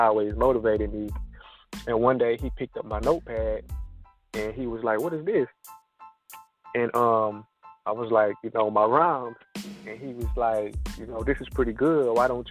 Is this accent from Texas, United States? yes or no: yes; Fort Worth, Texas, United States; moved away; I was born and raised in Lake Como. Lake Como, Texas, that's my neighborhood